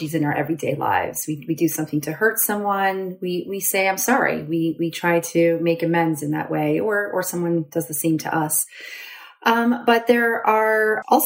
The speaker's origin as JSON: {"language": "English", "country": "Canada", "also_born_or_lived": "Guelph, Ontario / Waterloo, Ontario", "moved": "as an adult", "lives_now": "Pittsburgh, United States", "said": "I'm Canadian, so I did my undergrad at the University"}